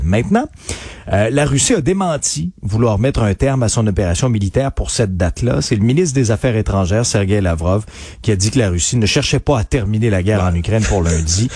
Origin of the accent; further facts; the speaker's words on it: Abitibi, Quebec, Canada; je viens d'Abitibi